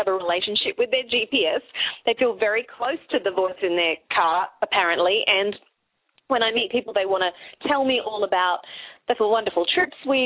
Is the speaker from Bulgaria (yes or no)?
no; Australia; accent: Australian